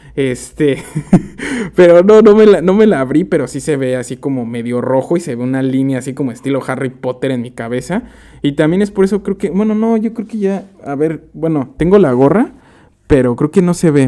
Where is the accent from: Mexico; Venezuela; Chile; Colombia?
Mexico; moved away as an adult; now in Amsterdam, Netherlands; nosotros como mexicanos